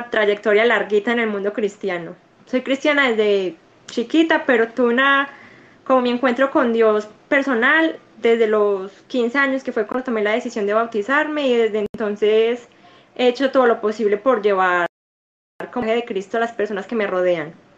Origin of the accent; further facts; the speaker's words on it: Medellín, Antioquia, Colombia; yo soy paisa, soy de Medellín, Colombia